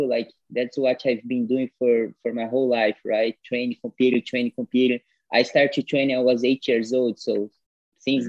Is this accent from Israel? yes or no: no; Campo Grande, Mato Grosso do Sul, Brazil; English is a second language; moved away as an adult; now in Canada; I'm from Campo Grande. Campo Grande is the name of my city, right?